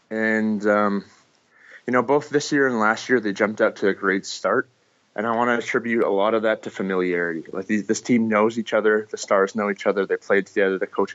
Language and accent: English; Canada; I'm Canadian